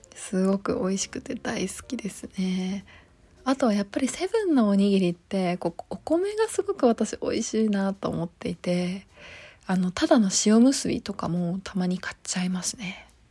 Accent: Okayama, Japan; moved away; 地元岡山にいた時はニューデイズ知らなかった

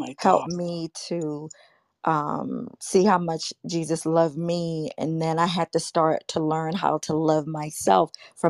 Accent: Goose Creek, South Carolina, United States; I was born in Goose Creek, South Carolina. Right. And I went to Goose Creek High School

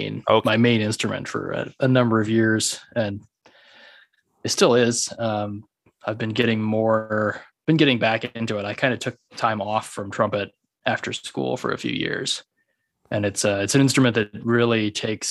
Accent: between San Antonio and Del Rio, Texas, United States; also born or lived in Denton, Texas; Not even a town. Yeah, way out in the middle of nowhere

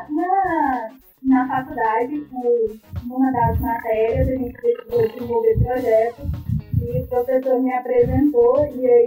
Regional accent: Goiás, Brazil; eu me formei na Unip, aqui em Goiânia, sou goiana.

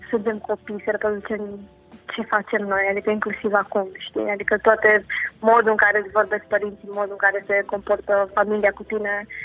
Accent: Bucharest, Romania; am crescut în București, uh, am făcut uh, mm, liceu în... cum uh, se numea, nu știu.

